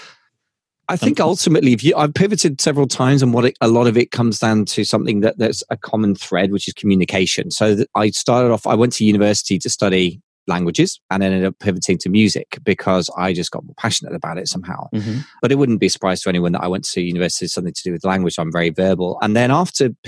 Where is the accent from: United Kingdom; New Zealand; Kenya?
United Kingdom; I'm British